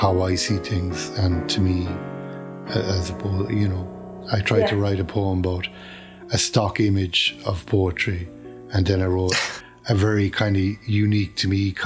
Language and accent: English; Kerry, Munster, Ireland; accent: Kerry; It's my Kerry accent